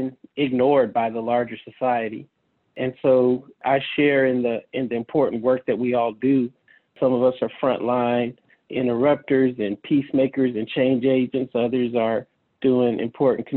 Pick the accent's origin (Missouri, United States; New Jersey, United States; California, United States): California, United States; San Francisco; I grew up in the San Francisco community neighborhoods, Baby Hunters Point, during the height of the crack cocaine epidemic